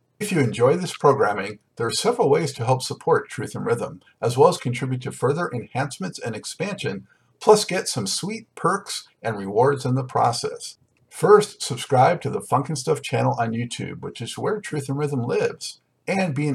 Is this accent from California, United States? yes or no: yes; Los Angeles, California, United States; now in Charlotte, United States; I, of course, grew up in Los Angeles, so now that I'm in Charlotte